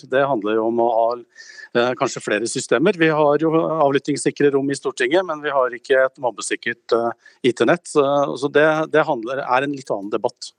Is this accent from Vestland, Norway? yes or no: no; Gjøvik, Innlandet, Norway; Gjøvik, der jeg kommer ifra